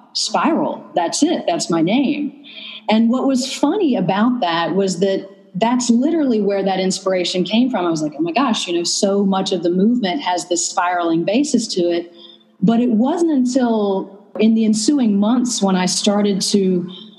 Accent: North Carolina, United States; also born or lived in Vermont / San Francisco Bay Area; now in Berlin, Germany; I'm from the South, actually. I'm from North Carolina

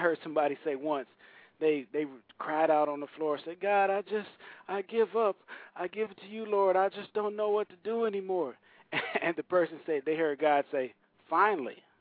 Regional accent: Saginaw, Michigan, United States; now in Nashville, United States; I grew up in Saginaw, Michigan

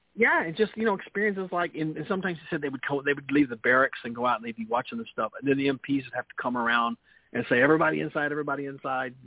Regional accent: Memphis, Tennessee, United States; accent: Memphis Southern; my Memphis Southern accent

